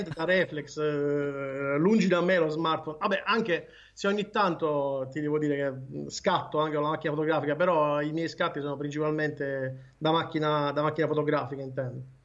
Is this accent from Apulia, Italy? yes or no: yes; Martina Franca, Apulia, Italy; Io sono di Martina Franca.